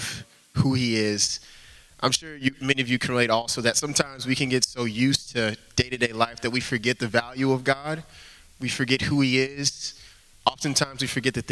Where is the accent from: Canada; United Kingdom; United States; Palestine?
United States; Houston, Texas; moved away as an adult; now in Boston, United States; I grew up in Houston